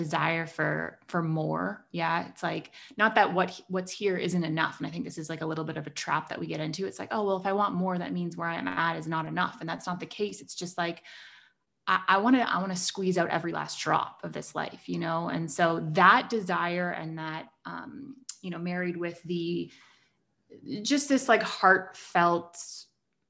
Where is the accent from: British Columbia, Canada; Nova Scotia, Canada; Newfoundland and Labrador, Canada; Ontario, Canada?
Ontario, Canada; Toronto; I'm from Toronto in Canada